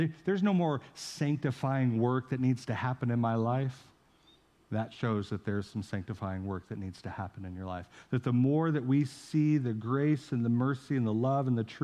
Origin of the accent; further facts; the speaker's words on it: St. Joseph, United States; moved away; St. Joe in my hometown